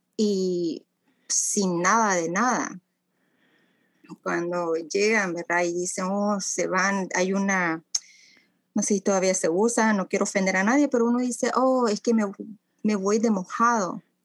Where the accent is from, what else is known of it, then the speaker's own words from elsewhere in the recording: Ciudad Delgado, San Salvador, El Salvador; now in Canada; Yo nací en El Salvador